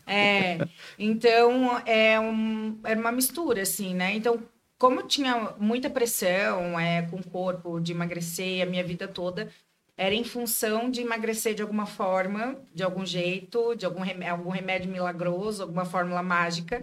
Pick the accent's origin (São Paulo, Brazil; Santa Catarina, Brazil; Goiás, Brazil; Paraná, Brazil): Santa Catarina, Brazil; Joinville; Daqui de Joinville mesmo. Nasci, nasci e criada em Joinville.